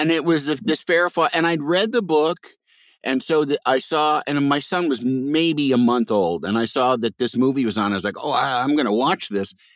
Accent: Midwest, United States; I'm from the Midwest

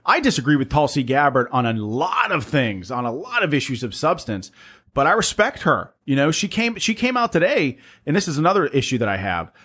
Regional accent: Pennsylvania, United States; my home state of Pennsylvania

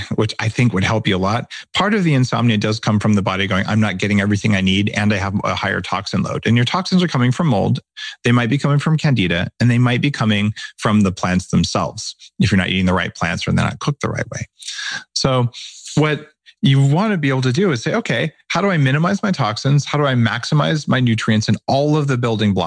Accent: New Mexico, United States; I grew up in New Mexico where we eat spicy foods all the time.

